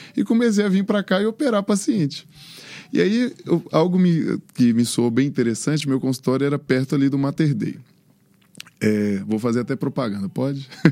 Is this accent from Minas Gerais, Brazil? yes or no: yes; Montes Claros, Minas Gerais, Brazil; moved away as an adult; now in Belo Horizonte, Brazil; Fiz medicina em Montes Claros, que é a minha cidade natal, onde eu é, vivi, cresci e montei meu primeiro consultório